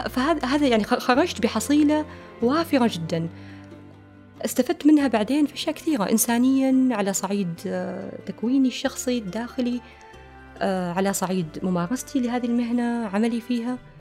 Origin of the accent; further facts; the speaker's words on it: Oman; كمواطنين إحنا عمانيين هذه بلدنا